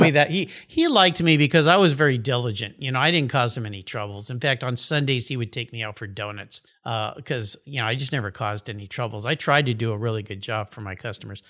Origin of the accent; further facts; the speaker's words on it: La Jolla, California, United States; also born or lived in Tulsa, Oklahoma / Tucson, Arizona / Del Mar, California; they went further west to La Jolla, California